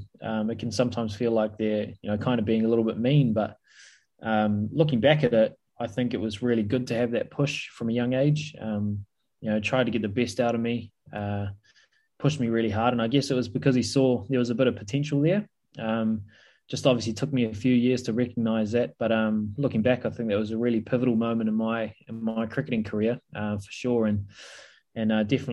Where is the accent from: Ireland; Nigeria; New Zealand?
New Zealand; also born or lived in Punjab, India; I was born in Punjab, in India. We moved over to New Zealand when I was about 4 or 5 years old.